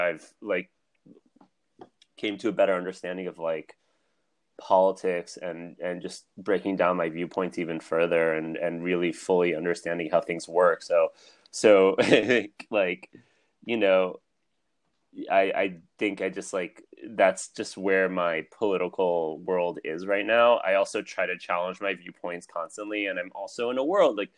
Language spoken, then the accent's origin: English; New Jersey, United States; moved away as an adult; also born or lived in Israel; born and raised in Jersey